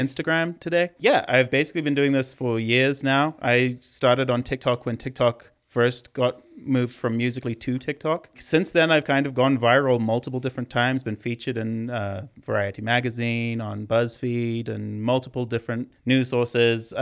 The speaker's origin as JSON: {"language": "English", "country": "Zimbabwe", "moved": "yes", "said": "I'm from Zimbabwe, if you're hearing the accent."}